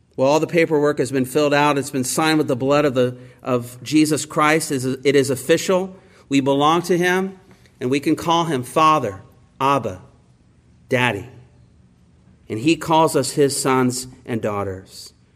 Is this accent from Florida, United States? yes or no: no; Indiana, United States; also born or lived in Baltimore area; now in Baltimore, United States; I'm from Indiana